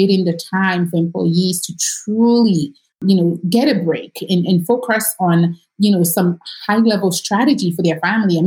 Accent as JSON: {"language": "English", "country": "Nigeria", "tie": "born or raised there", "moved": "as an adult", "lives_now": "United States", "said": "I am not American. I grew up in Nigeria and I moved here in 2005"}